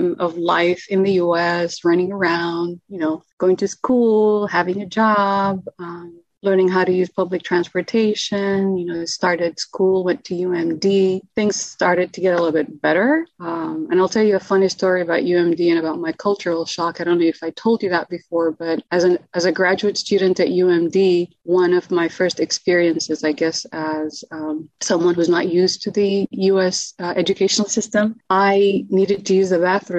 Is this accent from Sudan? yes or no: yes; Khartoum, Sudan; first language Arabic; English is a second language; moved away as an adult; also born or lived in Maryland, United States; now in United States; I was born in Sudan, in Khartoum, but my parents are from Ethiopia and Eritrea.